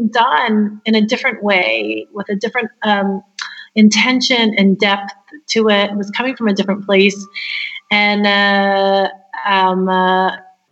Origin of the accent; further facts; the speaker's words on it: Hawaii, United States; moved away as an adult; also born or lived in Los Angeles; I was born in Hawaii, and I'm of Japanese descent, a fourth generation Japanese American. And I went to a fantastic school.